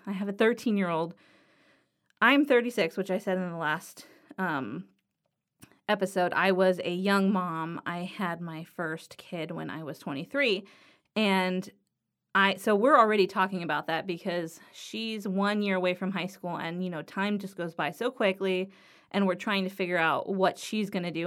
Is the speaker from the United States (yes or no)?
yes; Los Angeles, California, United States; I grew up in Harbor City